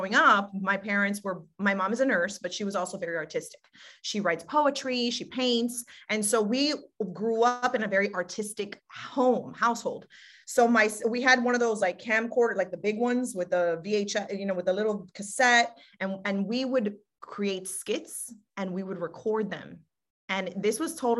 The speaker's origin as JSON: {"language": "English", "town": "Miami", "region": "Florida", "country": "United States", "tie": "born or raised there", "also_born_or_lived": "Hialeah, Florida", "said": "lived in Miami, Florida all my life. Born and raised, you know, technically Miami, Hialeah for a minute"}